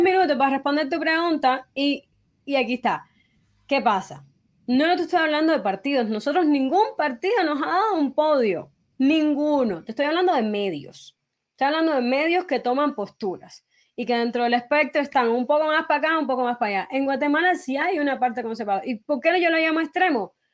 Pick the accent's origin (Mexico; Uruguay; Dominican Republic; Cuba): Cuba; mi país